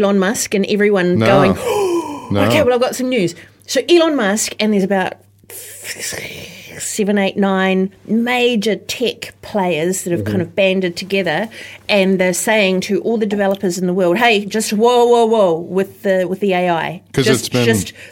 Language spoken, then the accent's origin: English; New Zealand; as a Kiwi